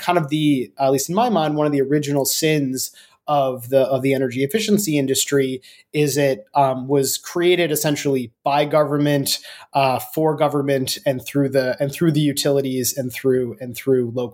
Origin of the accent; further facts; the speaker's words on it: United States; we're American.